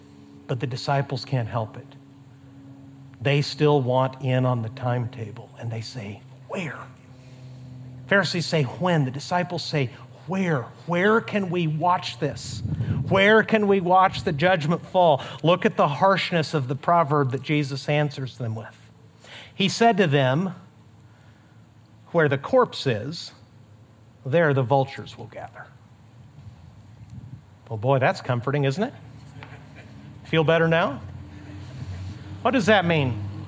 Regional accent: Mexico; up in the high desert of Mexico. My parents are missionaries, as I've told you many times. Between my hometown in Mexico and our border crossing of El Paso, Texas, there's about 240 desolate miles of desert.

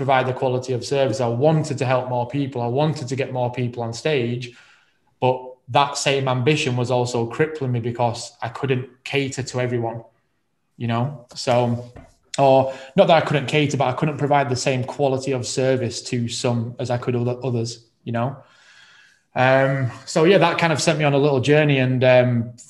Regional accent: Rotherham, Yorkshire and the Humber, United Kingdom; moved away as an adult; now in Manchester, United Kingdom; I'm originally from Rotherham

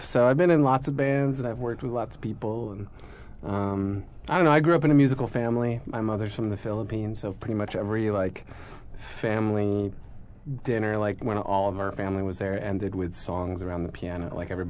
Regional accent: Haverford, Pennsylvania, United States; moved away as an adult; also born or lived in Italy; I was born and raised outside of Philadelphia, in Haverford.

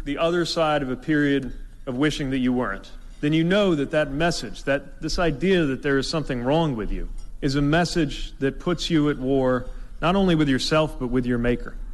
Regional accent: Indiana, United States; I'm from Indiana

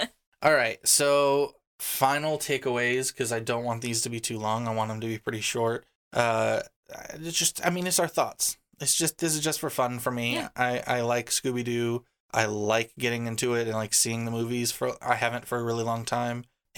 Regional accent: New Orleans, Louisiana, United States; I'm from New Orleans, and it's just like a little too much.

